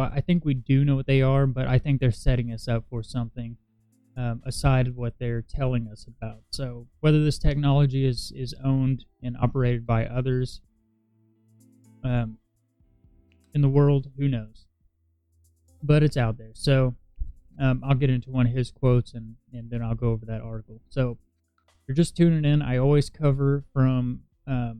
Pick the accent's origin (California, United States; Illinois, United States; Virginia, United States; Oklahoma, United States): Oklahoma, United States; Tulsa; Tulsa, Oklahoma. That's my hometown.